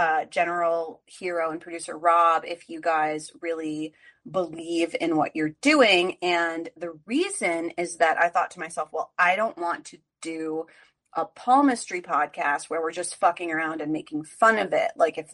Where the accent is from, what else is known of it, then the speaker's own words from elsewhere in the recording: New Jersey, United States; moved away as an adult; also born or lived in Los Angeles; now in New York, United States; I'm from New Jersey. I live in New York now. I have lived in LA twice and New York 3 times.